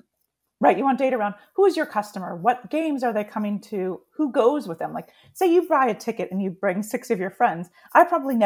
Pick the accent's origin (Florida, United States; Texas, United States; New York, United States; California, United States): California, United States; San Diego; So I grew up in San Diego, so I grew up loving the Chargers